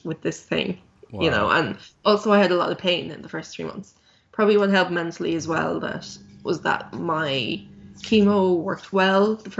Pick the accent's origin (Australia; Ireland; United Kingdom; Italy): Ireland; I'm Irish.